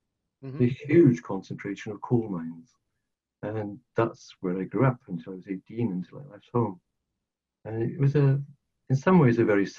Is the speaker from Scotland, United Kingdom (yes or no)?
no; Rhondda Valley, South Wales, United Kingdom; moved away as an adult; also born or lived in Glasgow; I'm not actually from Glasgow at all. I was born and brought up in South Wales, in one of the little mining, well, not so little, in a mining valley called the Ronza Valley.